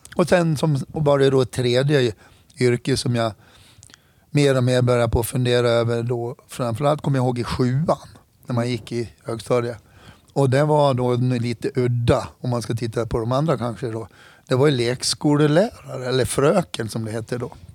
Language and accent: Swedish; Hedemora, Dalarna County, Sweden; Jag är född och uppvuxen i Hedemora